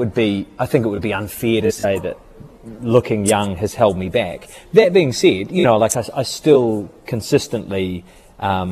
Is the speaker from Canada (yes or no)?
no; Christchurch, Canterbury, New Zealand; also born or lived in New York; I was born and raised in Christchurch